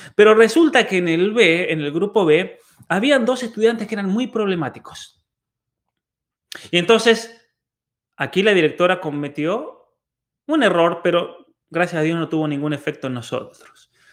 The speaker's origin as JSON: {"language": "Spanish", "country": "Argentina", "tie": "born or raised there", "also_born_or_lived": "Germany"}